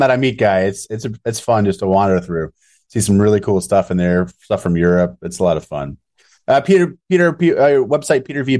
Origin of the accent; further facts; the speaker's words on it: Chicago, Illinois, United States; I'm from Chicago.